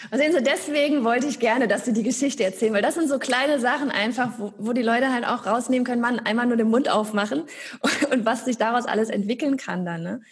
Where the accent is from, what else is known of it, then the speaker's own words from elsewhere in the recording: Gelsenkirchen, North Rhine-Westphalia, Germany; moved away as an adult; also born or lived in Berlin; now in Stuttgart, Germany; Ich bin aus dem Ruhrgebiet, aus Gelsenkirchen.